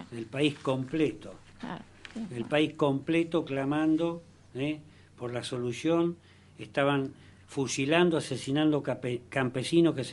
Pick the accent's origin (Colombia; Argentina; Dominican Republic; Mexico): Argentina; En, primer lugar, yo te pediría, como argentino